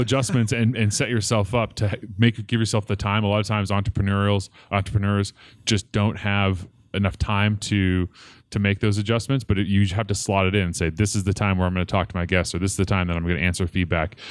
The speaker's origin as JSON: {"language": "English", "town": "Portland", "region": "Oregon", "country": "United States", "tie": "born or raised there", "moved": "as an adult", "lives_now": "Colorado, United States", "said": "I grew up in Portland, Oregon, uh, just suburb outside of Portland, Oregon, um, called Clackamas, and, uh, moved to Colorado in two thousand one to go to school at C U Boulder."}